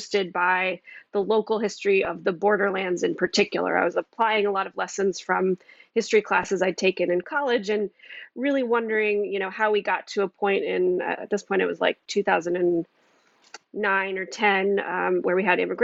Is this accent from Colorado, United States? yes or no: yes; Boulder, Colorado, United States; I grew up in Boulder, Colorado